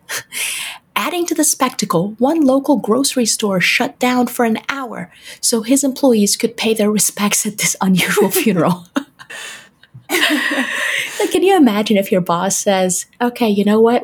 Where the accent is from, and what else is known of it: Detroit, Michigan, United States; born or raised there